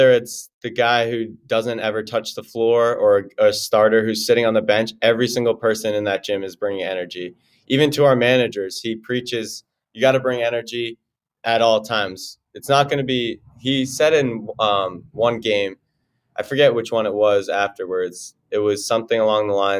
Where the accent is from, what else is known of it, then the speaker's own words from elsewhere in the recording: Franklin, Massachusetts, United States; moved away as an adult; now in Milwaukee, United States; I'm from Franklin, Massachusetts